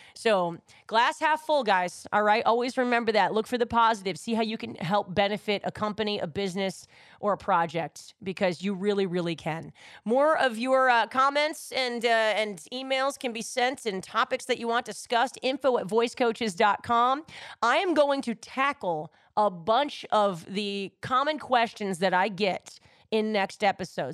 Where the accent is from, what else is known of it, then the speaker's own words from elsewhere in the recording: New York, United States; love my hometown